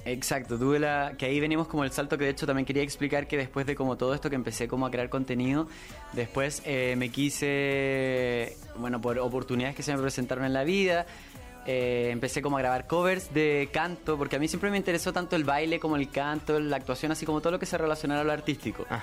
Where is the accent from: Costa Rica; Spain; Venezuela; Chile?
Chile; Santiago, Santiago Metropolitan Region; vengo de Chile, soy de Santiago